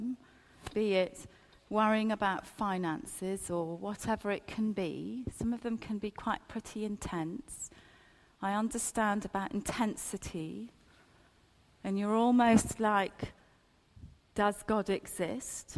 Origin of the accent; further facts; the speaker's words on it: Ethiopia; now in United Kingdom; I've got a British passport. I was born in Ethiopia.